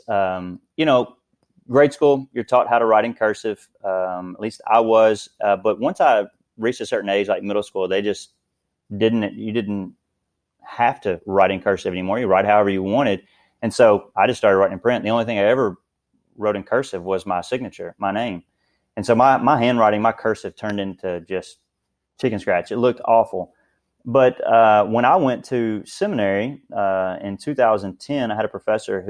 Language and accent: English; Princeton, Kentucky, United States; moved away as an adult; now in Owensboro, United States; I'm obviously from Princeton, but I came to Owensboro, Kentucky